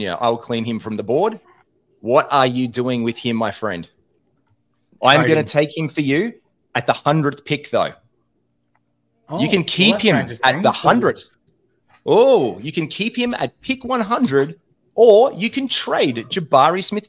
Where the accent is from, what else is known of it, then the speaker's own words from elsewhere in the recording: Australia; being four Australian blokes